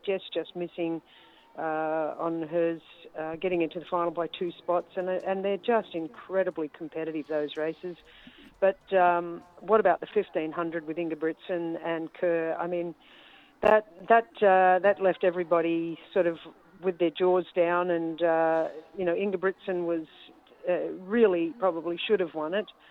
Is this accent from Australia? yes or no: yes; Australia; as an Australian